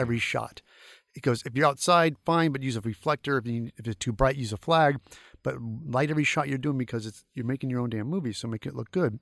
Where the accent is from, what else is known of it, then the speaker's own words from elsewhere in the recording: St. Louis, Missouri, United States; moved away; my hometown Saint Louis